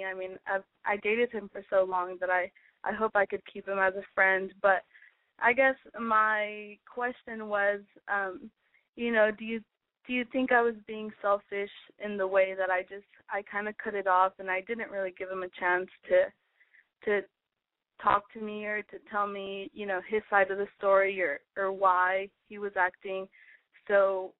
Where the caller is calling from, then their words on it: Austin, Texas, United States; I am 21 years old and I'm calling from Austin, Texas.